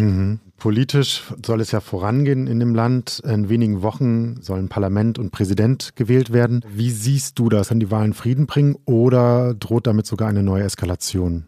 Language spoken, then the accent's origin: German; Düsseldorf, North Rhine-Westphalia, Germany; ich als gebürtiger Düsseldorfer